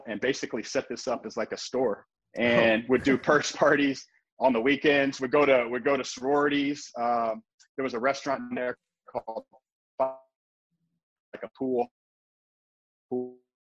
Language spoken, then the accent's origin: English; Indianapolis, Indiana, United States; moved away as an adult; now in Crown Point, Indiana, United States; I'm born and raised in Indiana.